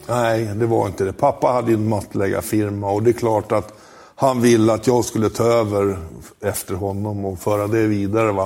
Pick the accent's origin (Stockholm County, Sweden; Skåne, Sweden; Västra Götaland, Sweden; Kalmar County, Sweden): Stockholm County, Sweden; Huddinge; also born or lived in Italy; Jag är en vanlig Stockholmskille. Jag kommer från Huddinge.